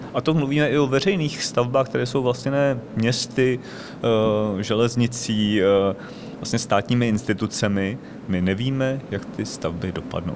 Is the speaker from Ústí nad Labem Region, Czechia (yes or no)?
yes; Děčín, Ústí nad Labem Region, Czechia; pocházím z Děčína a vyrůstal jsem v 70. a 80. letech v, eh, ve městě